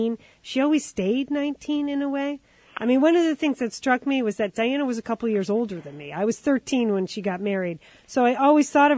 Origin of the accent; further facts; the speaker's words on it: United States; as an American